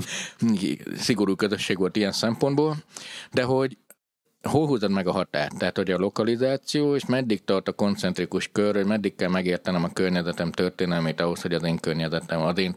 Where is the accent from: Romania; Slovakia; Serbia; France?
Romania; Gheorgheni, Harghita County; born there; Oké, okay, csak hogy én meg Gyergyószent Miklóson születtem, ja.